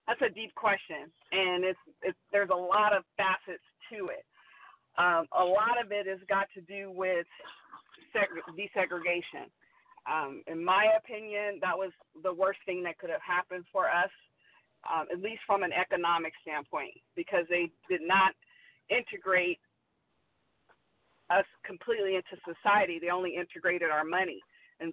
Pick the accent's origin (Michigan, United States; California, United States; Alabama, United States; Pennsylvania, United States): California, United States; the Bay Area; also born or lived in Stockton, California; now in Las Vegas, United States; I'm originally from California, the Bay Area. Grew up in the Bay Area and down in Stockton